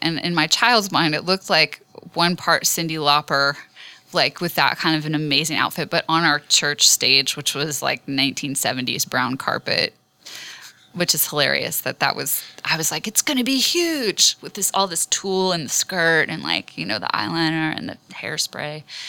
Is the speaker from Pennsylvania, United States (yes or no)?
no; Western Maryland, United States; moved away; also born or lived in Washington, District of Columbia, United States; I grew up in Western Maryland